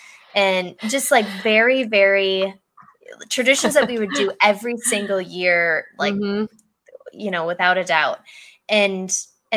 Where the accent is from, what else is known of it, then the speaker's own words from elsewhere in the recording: Michigan, United States; moved away as an adult; we're both from Michigan